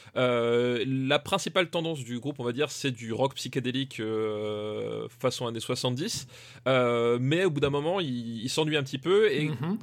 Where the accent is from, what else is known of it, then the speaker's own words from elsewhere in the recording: Alsace, Grand Est, France; je viens pas de l'Est, je viens d'Alsace